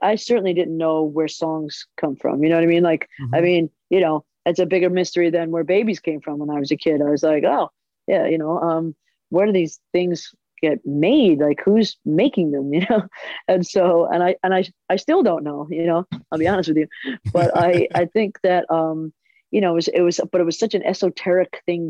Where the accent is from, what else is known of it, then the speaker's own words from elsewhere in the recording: New York, United States; Good, you know, like they say, it's really real. It's like so much realer than California.